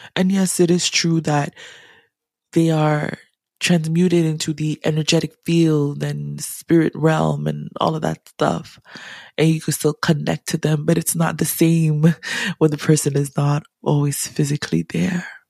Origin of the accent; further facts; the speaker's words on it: Ghana; as a Ghanaian, as an African